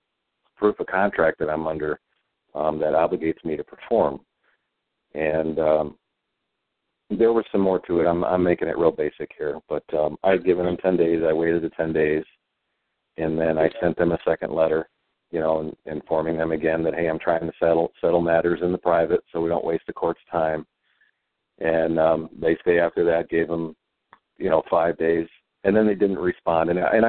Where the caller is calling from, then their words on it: Indiana, United States; I'm calling from Indiana